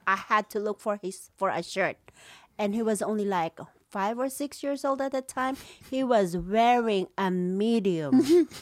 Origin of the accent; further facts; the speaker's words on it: Philippines; moved away; growing up in the Philippines was very nice, but, uh, even though we were poor, we were happy